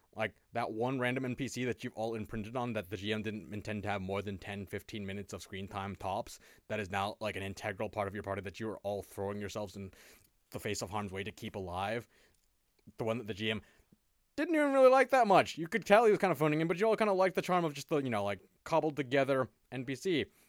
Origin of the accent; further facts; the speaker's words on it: United States; I'm still American